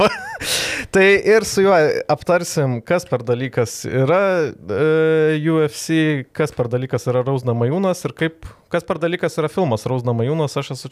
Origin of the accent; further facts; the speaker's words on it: Lithuania; pas mus, pas mus Lietuvoje